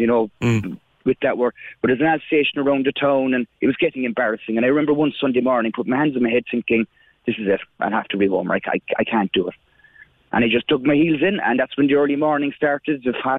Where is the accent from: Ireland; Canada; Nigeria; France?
Ireland; Crosshaven, Munster; I'm actually from Crosshaven